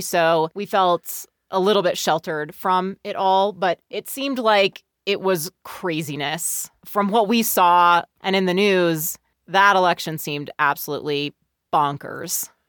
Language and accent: English; Bay Area of California, United States; I grew up in the Bay Area of California.